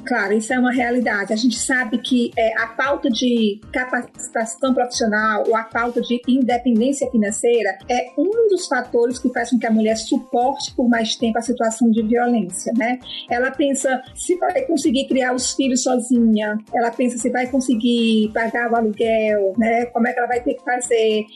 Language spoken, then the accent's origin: Portuguese; Fortaleza, Ceará, Brazil; eu sou de Fortaleza, Ceará, cidade natal da Maria da Penha